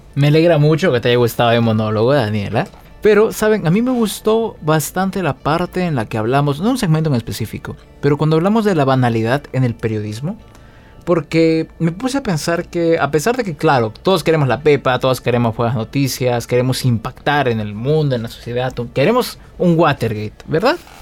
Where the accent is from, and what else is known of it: Peru